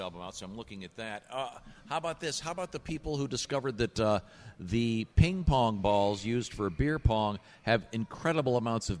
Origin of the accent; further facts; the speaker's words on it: Shaker Heights, Ohio, United States; I grew up right near Mercer School in Shaker Heights, Ohio.